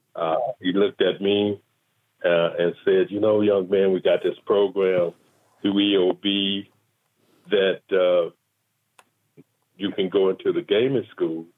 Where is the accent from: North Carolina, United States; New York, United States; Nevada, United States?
Nevada, United States; Las Vegas; born or raised there; also born or lived in Tallulah, Louisiana